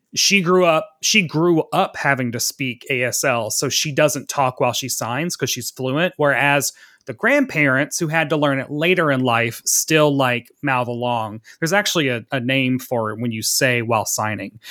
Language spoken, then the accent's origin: English; Tennessee, United States; growing up in the South in fucking Tennessee